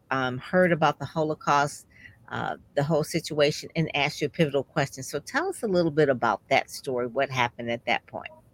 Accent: Detroit, Michigan, United States; I'm from Detroit, so I go to Detroit public schools

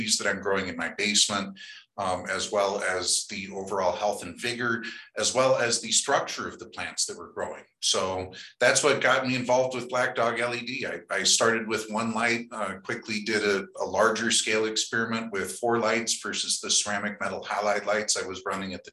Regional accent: Colorado, United States; growing up in Colorado

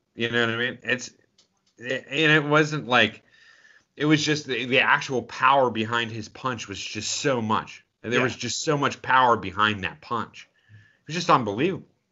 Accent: Pittsburgh, Pennsylvania, United States; we grew up in Pittsburgh

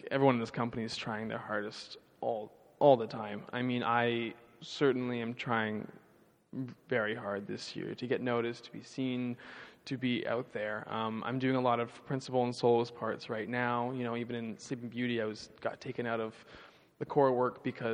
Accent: Vancouver, British Columbia, Canada; now in San Francisco, United States; I'm from Vancouver, which is the opposite side from Toronto

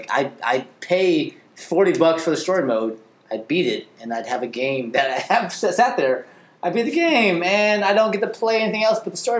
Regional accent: Oakland, California, United States; as someone born and raised in Oakland

